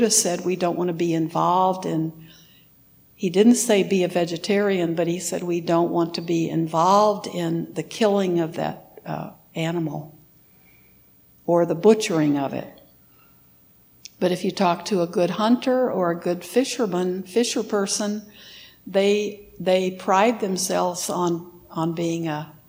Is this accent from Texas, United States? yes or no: yes; Texas, United States; moved away; also born or lived in Wisconsin; I lived in Wisconsin for 30 years, and I grew up in Texas